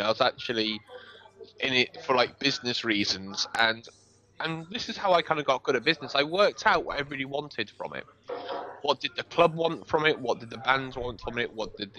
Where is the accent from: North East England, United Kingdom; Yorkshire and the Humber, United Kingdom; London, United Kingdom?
Yorkshire and the Humber, United Kingdom; York; moved away as an adult; also born or lived in Manchester; Well, originally from near where you are at the moment, I'm originally from York, and I moved to Manchester when I was 18.